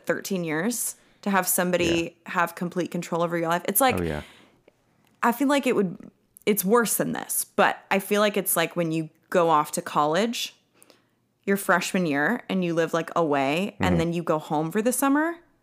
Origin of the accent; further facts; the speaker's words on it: San Ramon, California, United States; moved away as an adult; also born or lived in San Francisco, California; now in Tennessee, United States; In San Ramon, which is about an hour outside of San Francisco, California